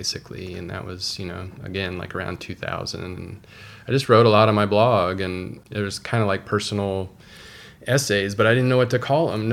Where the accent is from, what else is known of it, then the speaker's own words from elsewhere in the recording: Houston, Texas, United States; moved away; also born or lived in Dallas / Washington, D.C.; I grew up in Houston, but I lived in Dallas during the 90s and the late